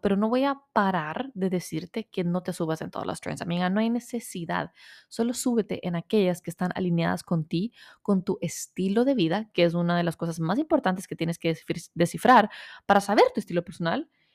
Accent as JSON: {"language": "Spanish", "country": "El Salvador", "moved": "yes", "said": "soy de Salvador, aunque soy 100% latina"}